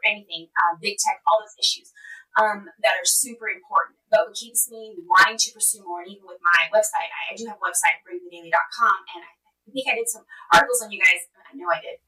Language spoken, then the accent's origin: English; Texas, United States; moved away as an adult; also born or lived in Los Angeles, California; Well, I'm from Texas. I'm back home in Texas.